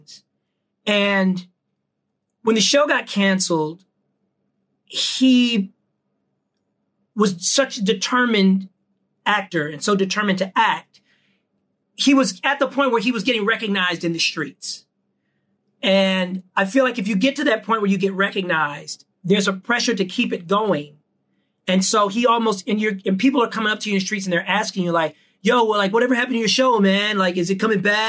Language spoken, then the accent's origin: English; Pasadena, California, United States; my mom would drive all the way from Pasadena to Venice if I had auditions